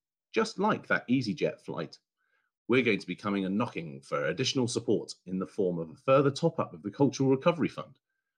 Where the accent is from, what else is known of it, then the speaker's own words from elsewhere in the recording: Bury St Edmunds, East of England, United Kingdom; an amateur singer in my hometown of Bury St Edmunds